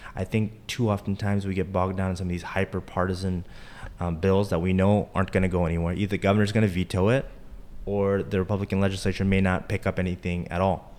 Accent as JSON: {"language": "English", "town": "Charlotte", "region": "North Carolina", "country": "United States", "tie": "born or raised there", "also_born_or_lived": "Durham, North Carolina", "said": "Growing up in Charlotte, came back to Charlotte after law school"}